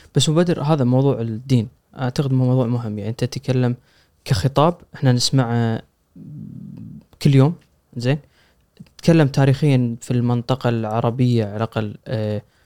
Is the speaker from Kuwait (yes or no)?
yes; Kuwait; عندنا بالكويت الأغر